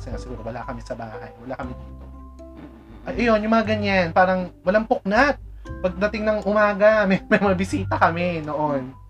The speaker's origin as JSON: {"language": "Tagalog", "town": "Malabon", "region": "Metro Manila", "country": "Philippines", "said": "Di ba taga Malabon kami before?"}